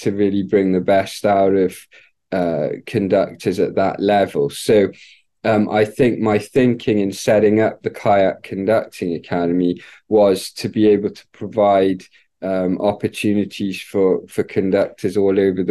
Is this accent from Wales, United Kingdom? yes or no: yes; Wales, United Kingdom; I grew up in the United Kingdom in Wales